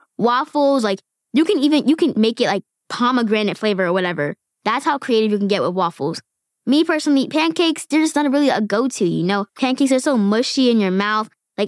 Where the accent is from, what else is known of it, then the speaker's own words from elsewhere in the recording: Queens, New York, United States; born there; now in Bronx, United States; I was born in Queens, New York.